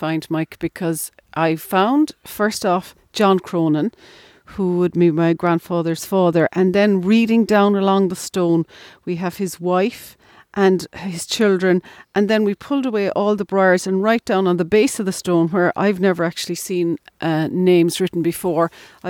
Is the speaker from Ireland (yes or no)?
yes; Ovens, Munster, Ireland; And this house here reminds me of the house that I grew up in Ovens.